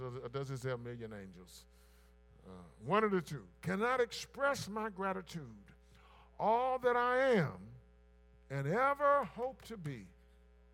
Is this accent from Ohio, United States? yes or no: no; Blair, South Carolina, United States; a boy growing up in Blair, South Carolina